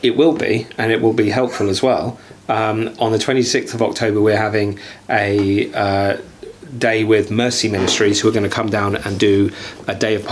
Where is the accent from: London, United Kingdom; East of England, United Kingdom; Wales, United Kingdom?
East of England, United Kingdom; Hertfordshire; I'm so from Hertfordshire